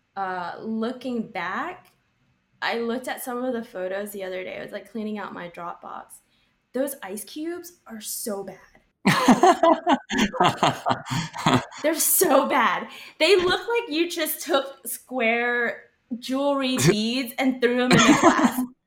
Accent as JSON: {"language": "English", "region": "Texas", "country": "United States", "tie": "born or raised there", "also_born_or_lived": "Austin", "moved": "as an adult", "lives_now": "New York, United States", "said": "growing up in Texas"}